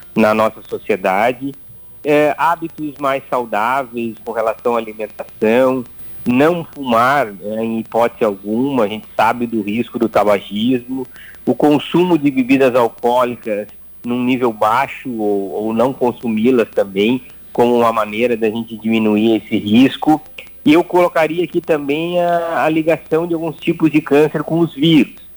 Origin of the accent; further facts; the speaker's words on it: Ijuí, Rio Grande do Sul, Brazil; eu nasci em Juí